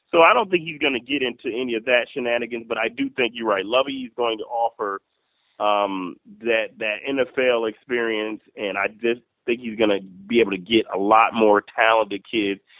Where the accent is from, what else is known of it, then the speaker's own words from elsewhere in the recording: Ohio, United States; now in Michigan, United States; I'm from